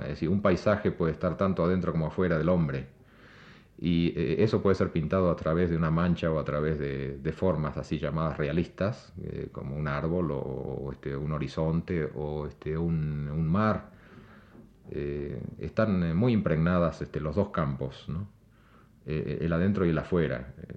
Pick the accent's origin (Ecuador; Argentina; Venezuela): Argentina; now in Mexico; en mi país, Argentina